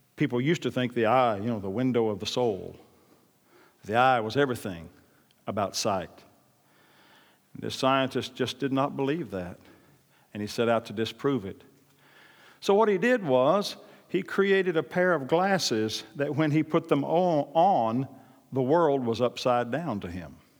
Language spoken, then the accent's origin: English; Oklahoma, United States; I'm from Oklahoma